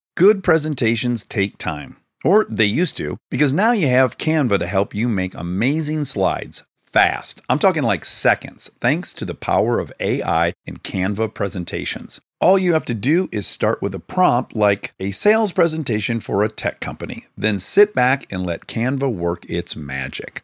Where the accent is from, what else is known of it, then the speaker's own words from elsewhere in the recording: Michigan, United States; I'm from Michigan